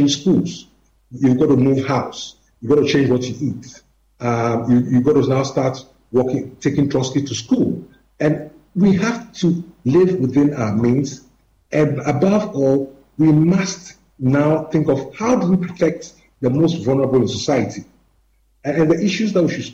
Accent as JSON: {"language": "English", "country": "Ghana", "said": "as Ghanaians"}